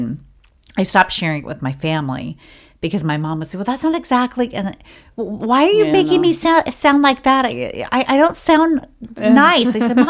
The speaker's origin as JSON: {"language": "English", "country": "Ireland", "said": "And I said, well, I'm the Irish woman, and this TV show I just worked, they put me in a black wig."}